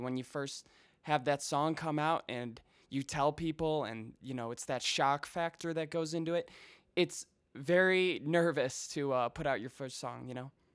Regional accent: Chicago, Illinois, United States; also born or lived in Colorado; I grew up in the suburbs, um, about twenty miles straight west

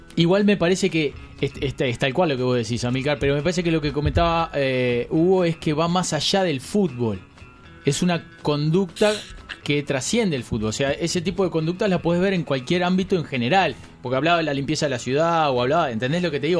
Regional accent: Uruguay; somos de Uruguay

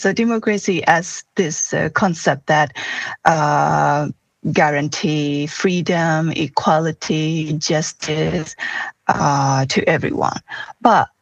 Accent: Myanmar; I'm originally from Myanmar

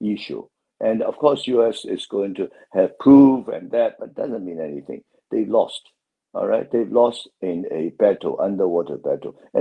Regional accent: Hong Kong; I'm from Hong Kong

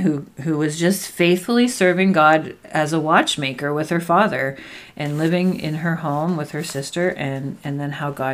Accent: Canada; we're Canadian

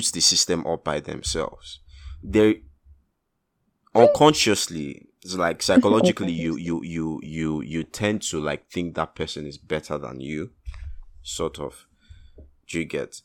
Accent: Nigeria

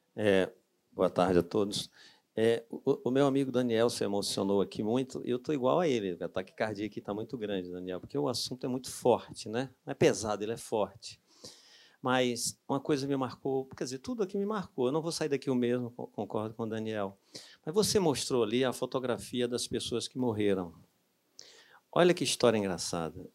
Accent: Brazil; moved away; lá no Cariri, de onde eu sou hoje

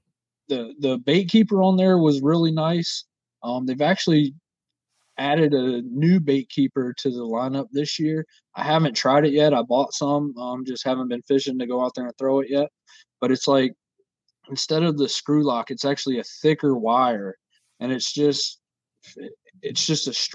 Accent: Virginia, United States; I am from Virginia

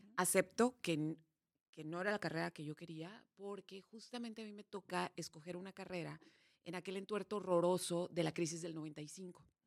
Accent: Mexicali, Baja California, Mexico; nací en Mexicali

